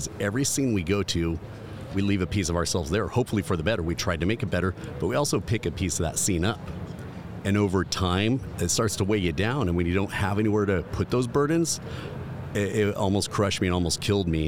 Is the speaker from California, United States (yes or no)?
yes; California, United States; I'm from California